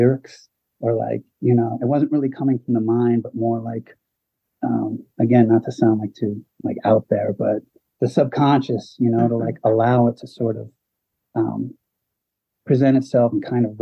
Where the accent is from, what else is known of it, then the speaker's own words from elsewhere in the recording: New England, United States; I'm from the New England area.